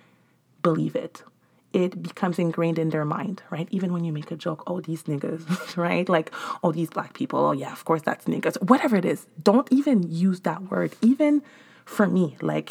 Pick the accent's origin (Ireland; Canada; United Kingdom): Canada; Montreal, Quebec; moved away; I'm from Montreal